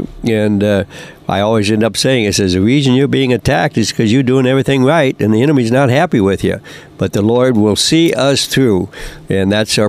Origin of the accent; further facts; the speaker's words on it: United States; I was born and raised here in America and in a normal church